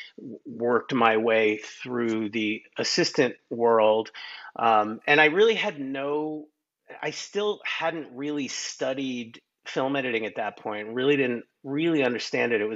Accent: New York, United States; I grew up in New York

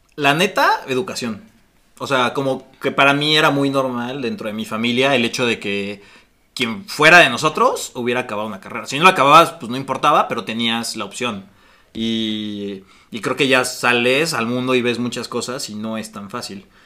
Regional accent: Mexico

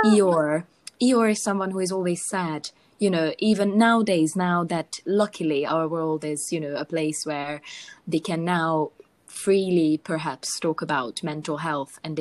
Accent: Hungary; I'm from Hungary

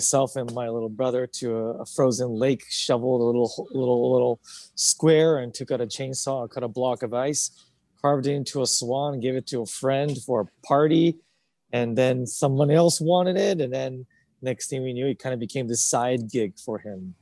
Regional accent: Alaska, United States; also born or lived in Japan; now in New York, United States; was born in Japan, lived there till 9, and then my family immigrated to Alaska

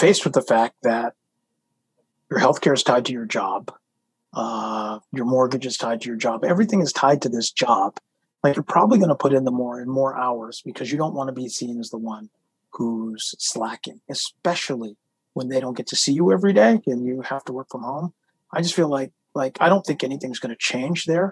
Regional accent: United States; we're American

